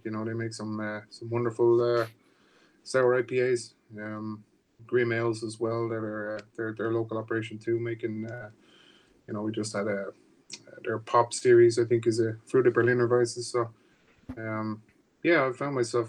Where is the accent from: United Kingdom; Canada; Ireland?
Ireland; Dublin, Leinster; moved away as an adult; also born or lived in Maryland; now in United States; I'm born and raised in Ireland, in Dublin. I moved here about 15 years ago